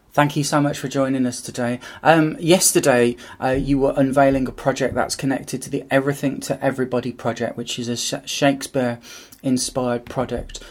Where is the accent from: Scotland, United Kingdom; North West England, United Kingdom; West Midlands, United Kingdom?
West Midlands, United Kingdom; Birmingham; when I was a kid growing up in Birmingham